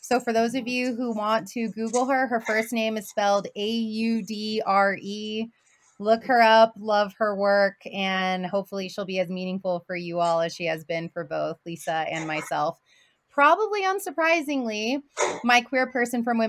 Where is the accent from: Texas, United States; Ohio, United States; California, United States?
Texas, United States; Houston; now in Utah, United States; I was born and raised in Houston, but my family is from the border as well